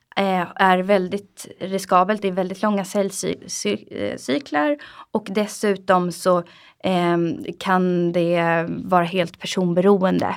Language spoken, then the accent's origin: Swedish; Sweden; Vi är väldigt försiktiga svenskar